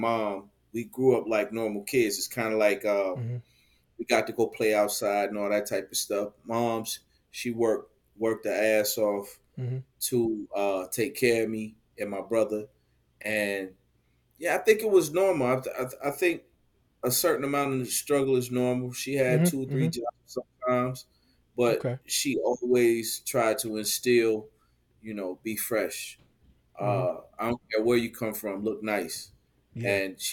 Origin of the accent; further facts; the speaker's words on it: Detroit, Michigan, United States; born and raised in Detroit, East Side